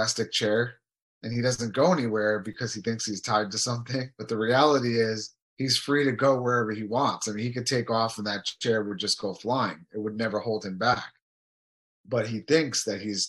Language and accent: English; United States; I grew up in America and we had all the freedoms